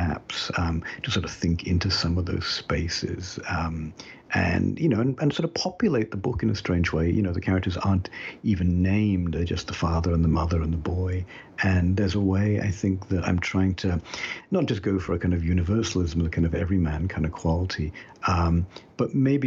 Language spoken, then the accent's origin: English; United Kingdom; moved away as an adult; now in United States; as you can tell a little bit still from my accent, I was born and brought up in Britain, even though I've lived in the US now for more than half my life